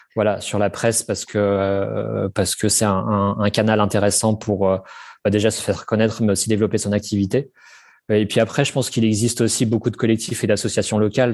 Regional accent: Normandy, France; j'ai grandi en Normandie

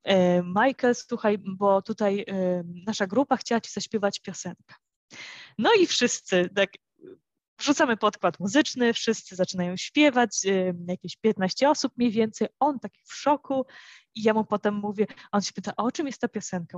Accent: Warsaw, Masovian Voivodeship, Poland; moved away as an adult; now in Santa Maria, Cape Verde; jestem z Warszawy

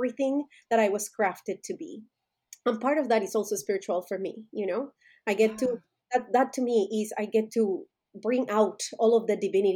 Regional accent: Colombia; moved away as an adult; now in United States; I was born and raised in Colombia

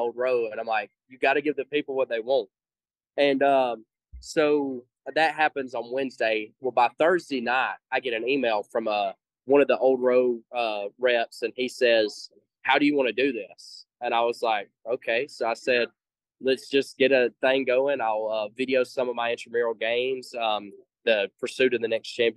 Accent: the South, United States; because I'm from the South, I pronounce intramural.

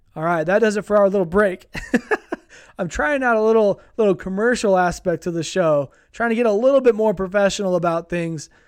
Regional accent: Utah, United States; here in my hometown, we're a couple hours away from a city that has the Utah Jazz. It's called Salt Lake City

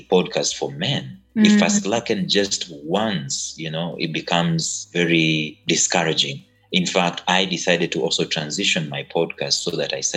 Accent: Kenya; I'm Kenyan.

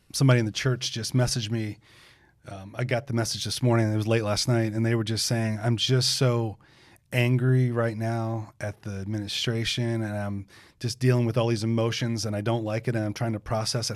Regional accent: United States; as an American

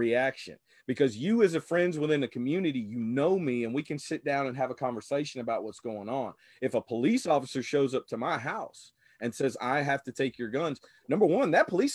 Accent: Louisiana, United States; growing up in Louisiana

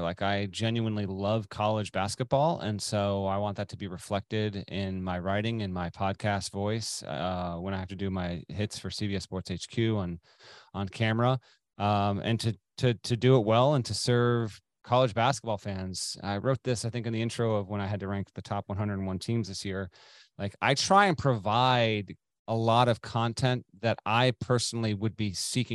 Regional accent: Vermont, United States; now in Connecticut, United States; I grew up in Vermont.

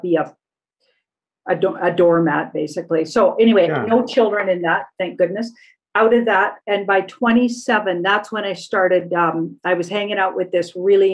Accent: Alberta, Canada; I was brought up in Alberta and we're not encouraged to speak French.

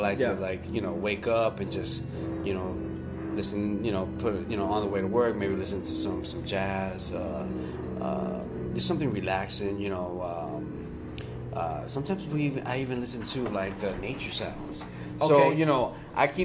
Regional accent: Hialeah, Florida, United States; I'm from Miami. I'm from Hialeah, born and raised

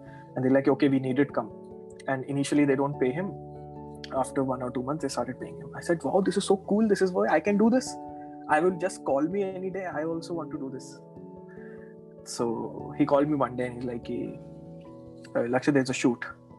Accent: Jaipur, Rajasthan, India; I said, I came from Jaipur. This is my qualification. I want to work with you.

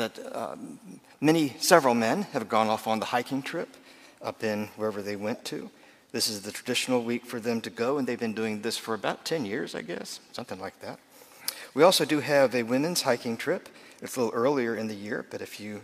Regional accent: United States; I'm an American

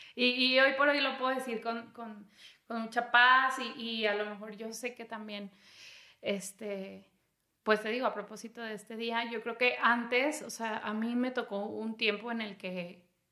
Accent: Torreón, Coahuila, Mexico; moved away as an adult; also born or lived in Chiapas / Mexico City; me fui de Torreón

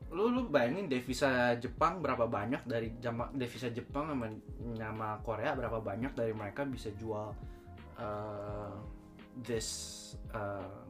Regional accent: Bandung, West Java, Indonesia; accent: Sundanese; now in Japan; bahasa Inggris gue kan nggak nggak nggak native uh, aksen Sundanya masih keluar

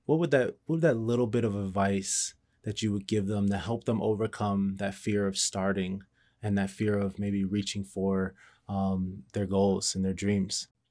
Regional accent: Cleveland, Ohio, United States; I grew up in Cleveland

